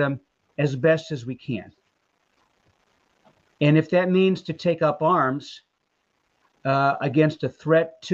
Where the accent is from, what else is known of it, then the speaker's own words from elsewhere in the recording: Texas, United States; now in Columbus, United States; I am a Texan